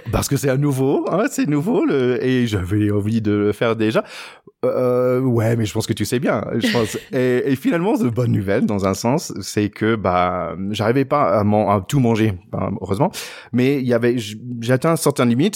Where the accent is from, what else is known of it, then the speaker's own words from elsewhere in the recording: United States; moi en tant qu'Américain